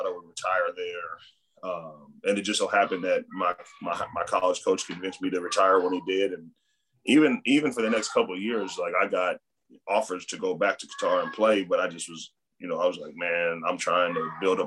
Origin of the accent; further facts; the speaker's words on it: United States; moved away as an adult; growing up in the United States